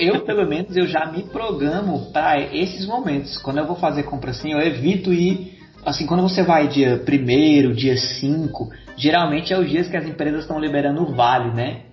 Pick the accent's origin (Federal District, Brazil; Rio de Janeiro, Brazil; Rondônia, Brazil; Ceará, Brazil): Ceará, Brazil; Fortaleza; also born or lived in São Paulo; aqui em Fortaleza, eu tenho que falar daqui, que é onde eu é, passei mais tempo da minha vida aqui